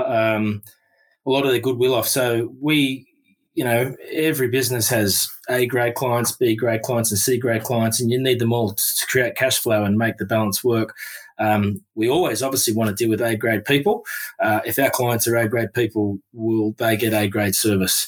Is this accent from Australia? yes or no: yes; Melbourne, Victoria, Australia; I grew up in Melbourne